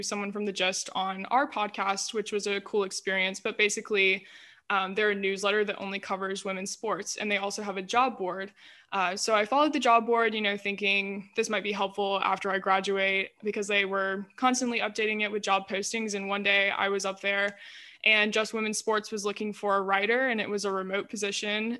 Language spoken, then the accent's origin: English; Greenville, United States; I'm from Greenville, stayed in Greenville for college, so been here all my life